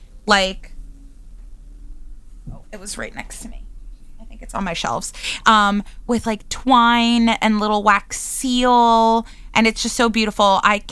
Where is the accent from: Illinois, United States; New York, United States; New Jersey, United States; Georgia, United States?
New York, United States; accent: New Yorker; I like still sound like a New Yorker.